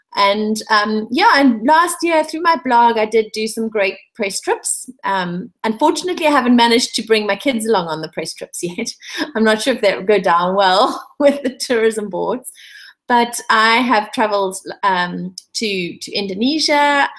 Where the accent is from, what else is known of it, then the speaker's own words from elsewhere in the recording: South Africa; I'm so pleased to hear that they love my home country so much.